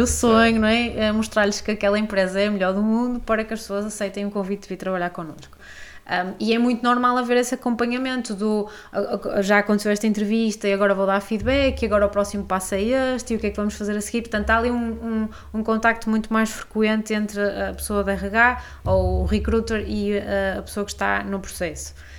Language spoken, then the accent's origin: Portuguese; Maia, Norte, Portugal; Sou da Maia.